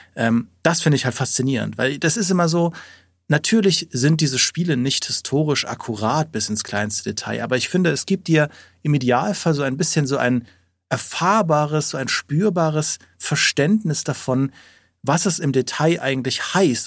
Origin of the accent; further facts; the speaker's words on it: Trier, Rhineland-Palatinate, Germany; in dem Umfeld von Trier, wo ich aufgewachsen bin